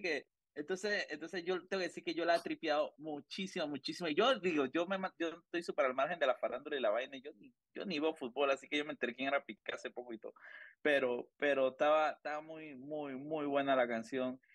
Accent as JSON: {"language": "Spanish", "town": "La Chorrera", "region": "Panamá Oeste", "country": "Panama", "said": "yo soy de Chorrera"}